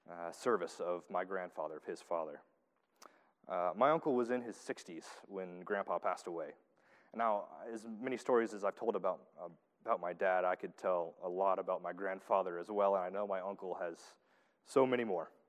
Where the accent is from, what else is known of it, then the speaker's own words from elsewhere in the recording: the South, United States; accent: southern; heirs, there's my southern accent coming out.